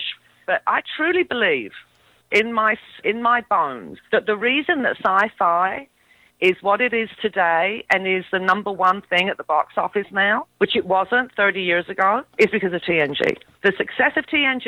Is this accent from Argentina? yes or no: no; England, United Kingdom; I'm English. Maybe it's because I'm of Greek heritage